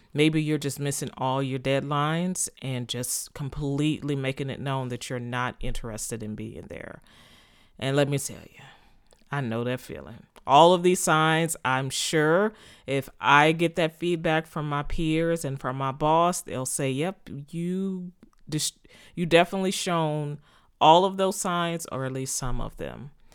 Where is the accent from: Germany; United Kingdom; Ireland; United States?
United States; Texas; moved away as an adult; also born or lived in Philadelphia, Pennsylvania; to move from Texas, my home state, to Pennsylvania